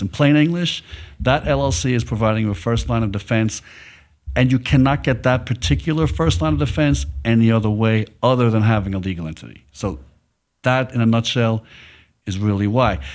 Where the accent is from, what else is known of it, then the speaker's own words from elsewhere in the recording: New York City, New York, United States; now in Dallas, United States; I'm from New York City